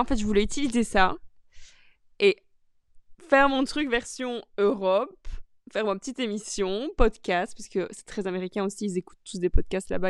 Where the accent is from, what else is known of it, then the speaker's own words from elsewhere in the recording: Charleroi, Wallonia, Belgium; now in Brussels, Belgium; Je suis née à Charleroi.